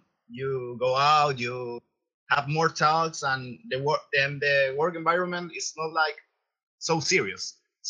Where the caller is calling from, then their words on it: Valparaiso, Chile; I am calling from Chile, Valparaiso.